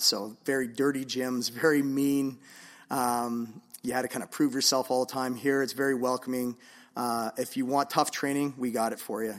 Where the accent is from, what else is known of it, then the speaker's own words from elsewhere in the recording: Vancouver, British Columbia, Canada; I'm originally from Vancouver, so, um, I'm a proud Vancouverite.